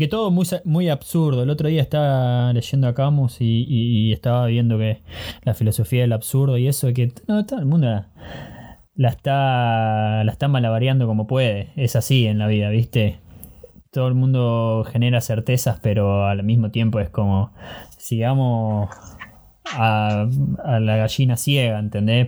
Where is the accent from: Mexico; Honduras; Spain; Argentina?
Argentina; moved away as an adult; now in Germany; Nací en Argentina, pero tuve la oportunidad de vivir en diferentes países.